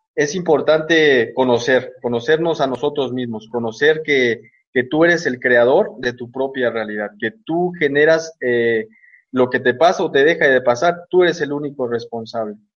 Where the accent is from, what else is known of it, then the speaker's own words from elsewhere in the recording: Mexico; now in Uruapan, Mexico; soy de México, estoy aquí en Uruapan, Michoacán